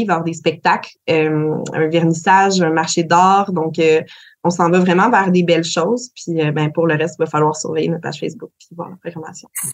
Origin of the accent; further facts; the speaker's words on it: Gaspésie, Quebec, Canada; chez nous, en Gaspésie